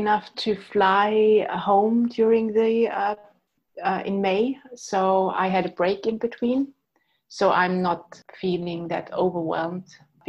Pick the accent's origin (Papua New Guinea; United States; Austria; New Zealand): Austria; now in London, United Kingdom; I always thought I will return to Austria, to my home country, but now I'm not that sure anymore because London is my home.